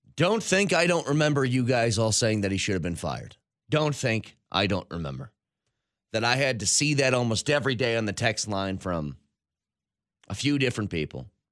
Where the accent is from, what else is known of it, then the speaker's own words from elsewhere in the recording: United States; I'm an American.